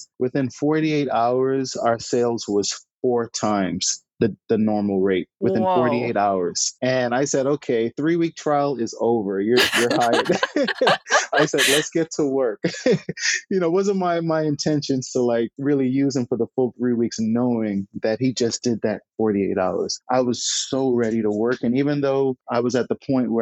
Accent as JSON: {"language": "English", "country": "Bahamas", "tie": "born or raised there", "said": "I was born and raised in the Bahamas."}